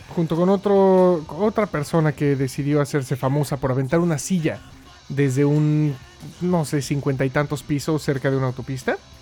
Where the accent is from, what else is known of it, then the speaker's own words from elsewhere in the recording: Mexico; nosotros los mexicanos